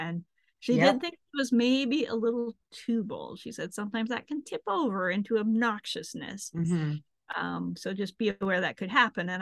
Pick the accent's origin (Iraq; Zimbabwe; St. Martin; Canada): Canada; moved away as an adult; also born or lived in San Francisco / Manhattan / Exeter; back in my home country in Canada